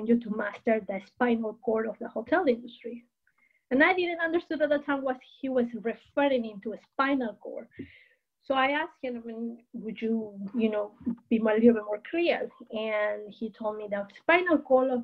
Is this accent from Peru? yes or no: yes; Peru; moved away as an adult; also born or lived in Chicago / California; now in United States; I was born and raised in Peru. I'm originally from Peru.